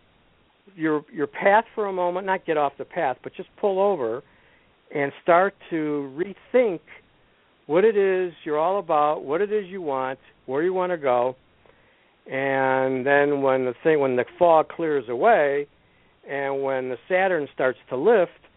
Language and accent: English; Lombard, Illinois, United States; I also teach out of a place in my hometown here in Lombard